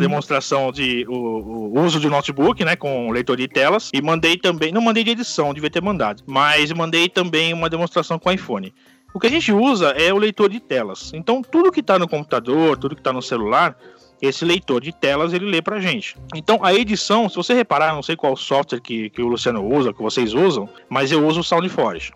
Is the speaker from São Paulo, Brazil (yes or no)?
yes; São Paulo, Brazil; sou de São Paulo, São Paulo Capitólio